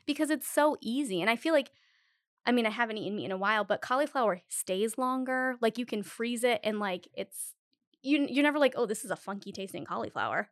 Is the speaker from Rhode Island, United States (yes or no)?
yes; Rhode Island, United States; I'm from Rhode Island